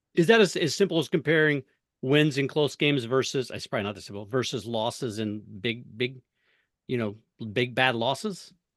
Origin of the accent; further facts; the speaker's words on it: Missouri, United States; I grew up in Missouri